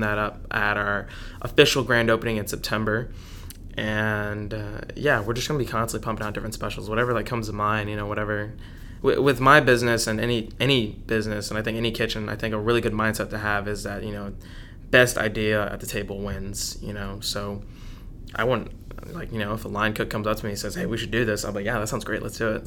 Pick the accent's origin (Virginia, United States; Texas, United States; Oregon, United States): Texas, United States; Dallas; was born and raised in Dallas